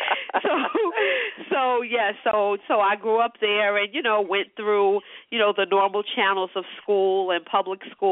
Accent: New York City, New York, United States; I'm born and bred New York City

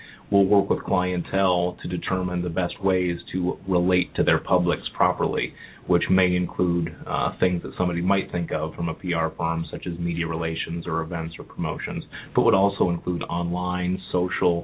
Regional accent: Cleveland, Ohio, United States; moved away as an adult; also born or lived in New York; now in Cincinnati, United States; I'm originally from Cleveland

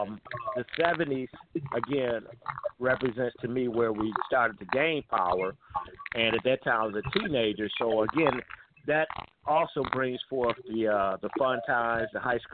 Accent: Detroit, Michigan, United States; I was born here in Detroit.

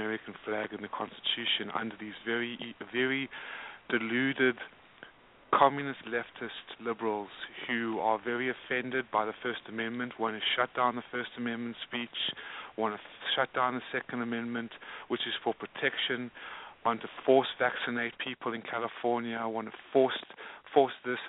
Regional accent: South Africa; now in United States; I'm an immigrant. I'm a South African. I came to this country in 1995 with my mother, my father, my sister, my grandmother

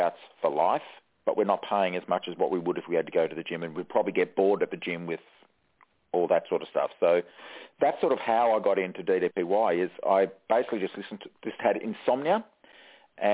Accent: Australia; we're a big country. Don't have many people

